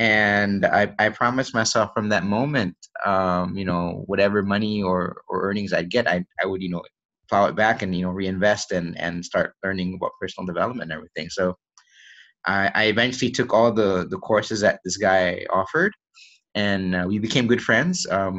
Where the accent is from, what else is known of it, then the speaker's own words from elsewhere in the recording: Malaysia; born there; also born or lived in United States; I was born here in Malaysia, and when I was young, I moved to the US with my family. And then we stayed there for, I think, a little over 10 years. And then I came back here